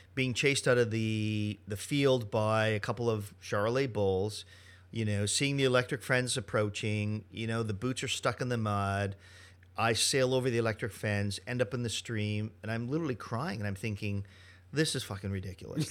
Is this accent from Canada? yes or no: yes; Canada; Monsieur Poisson hires me because I'm Canadian